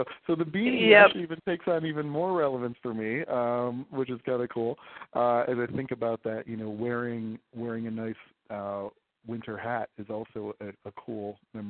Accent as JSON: {"language": "English", "town": "Rochester", "region": "New York", "country": "United States", "tie": "born or raised there", "moved": "yes", "lives_now": "Philadelphia, United States", "said": "I grew up in Rochester, New York, so I can very much relate to the snow and the white Christmas. And now my family lives in Philadelphia is where we are."}